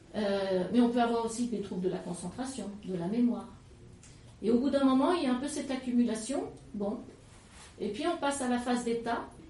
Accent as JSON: {"language": "French", "town": "Lyon", "region": "Auvergne-Rhône-Alpes", "country": "France", "moved": "yes", "lives_now": "Drôme, France", "said": "je suis lyonnaise d'origine"}